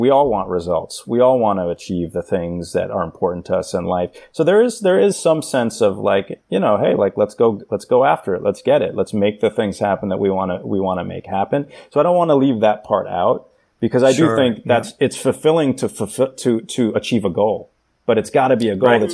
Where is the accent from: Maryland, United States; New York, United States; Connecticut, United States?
New York, United States; New York City; I grew up in New York City in the 80s and 90s